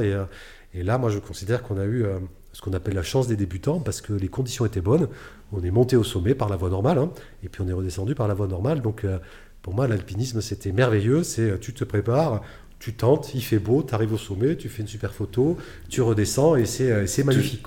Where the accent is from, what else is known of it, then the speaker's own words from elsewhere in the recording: Bordeaux, Nouvelle-Aquitaine, France; je suis originaire de Bordeaux